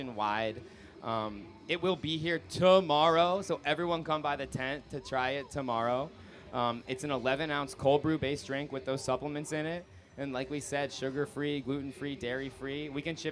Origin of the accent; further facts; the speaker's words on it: Orlando, Florida, United States; We're from Orlando, Florida